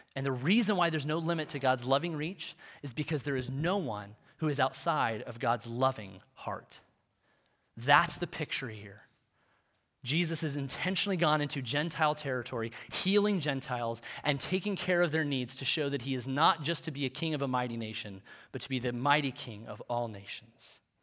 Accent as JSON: {"language": "English", "country": "United States", "said": "for us as, as Western American Christians"}